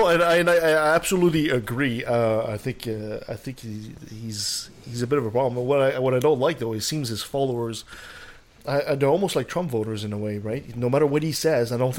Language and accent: English; Canada; since we're Canadian